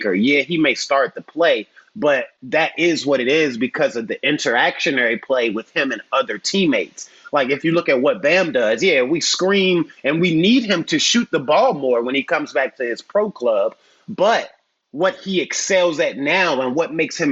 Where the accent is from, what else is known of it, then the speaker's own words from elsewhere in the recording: Southside, Virginia, United States; We're both from Southside, Virginia.